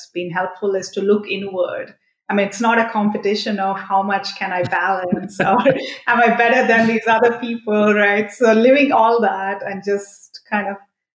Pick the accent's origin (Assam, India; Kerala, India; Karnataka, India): Karnataka, India; Mysore; I'm actually from Mysore